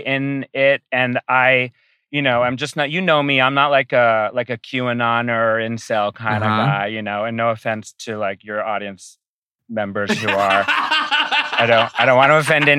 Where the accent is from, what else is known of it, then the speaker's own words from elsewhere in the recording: Rhode Island, United States; I'm from Rhode Island.